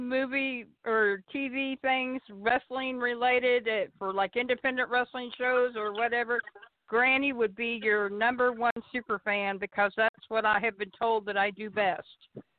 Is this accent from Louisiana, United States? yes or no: no; Kansas, United States; now in Arkansas, United States; I live in Arkansas now, but I'm originally from Kansas.